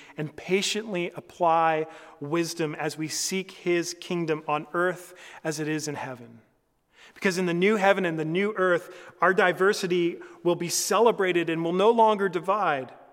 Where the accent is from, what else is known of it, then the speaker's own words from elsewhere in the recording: Canada; as a Canadian